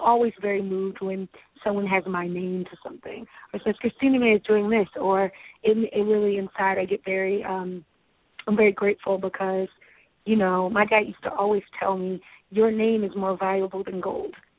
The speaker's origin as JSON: {"language": "English", "town": "Baltimore", "region": "Maryland", "country": "United States", "tie": "born or raised there", "said": "I grew up in Baltimore, Maryland."}